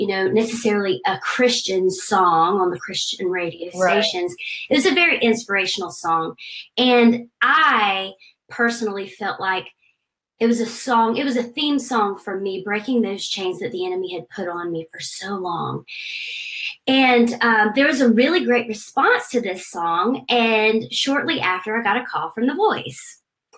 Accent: Aiken, South Carolina, United States; I grew up in Aiken, South Carolina

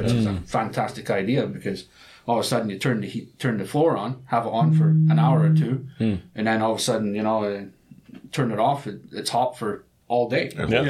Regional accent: Scotland, United Kingdom; moved away as an adult; also born or lived in Canada; now in South Korea; we're going from Scotland.

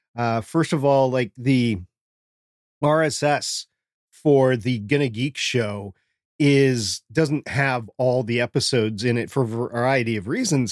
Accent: Minnesota, United States; moved away; I grew up in Minnesota, that happened all the time to me up in Minnesota. I don't live in Minnesota right now

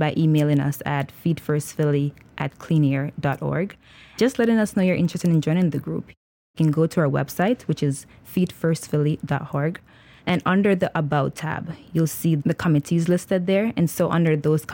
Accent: Jamaica; now in Philadelphia, United States; I am originally from Jamaica

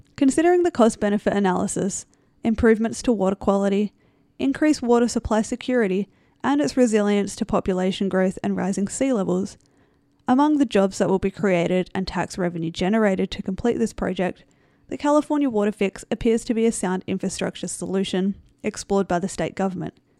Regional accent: Australia; I am from Australia

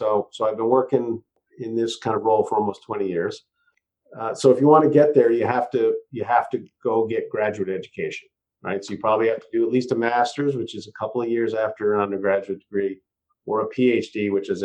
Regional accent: Massachusetts, United States; now in Santa Cruz, United States; I'm living in Santa Cruz now. I grew up in Massachusetts on the East Coast

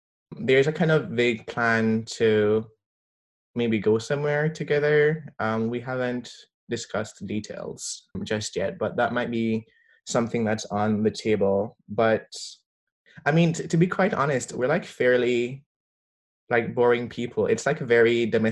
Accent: Jamaica; now in Canada; growing up in Jamaica

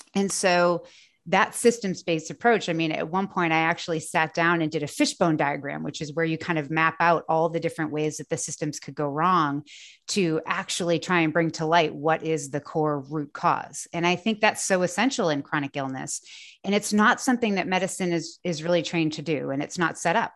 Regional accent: just south of the Boston area, Massachusetts, United States; moved away as an adult; now in North Carolina, United States; I grew up just south of the Boston area

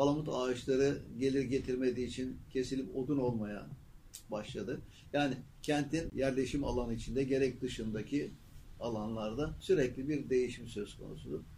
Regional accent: Çanakkale, Turkey; also born or lived in Balıkesir; 1943 Çanakkale doğumluyum ben. İkinci Dünya Savaşı'nın efendim o sıkıntılı günlerinde dünyaya gelmiş ve o sıkıntılı günlerin içinde de ilkokulu, ortaokulu ve liseyi Çanakkale'de okumuş.

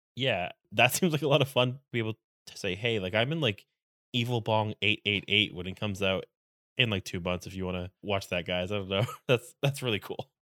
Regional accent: New England, United States; I'm from New England

